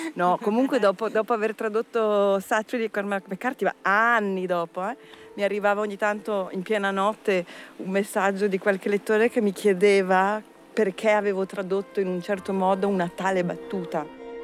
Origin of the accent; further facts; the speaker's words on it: Minusio, Ticino, Switzerland; moved away as an adult; also born or lived in Locarno / Turin; now in Paris, France; Sono cresciuta a Minusio, che è un comune confinante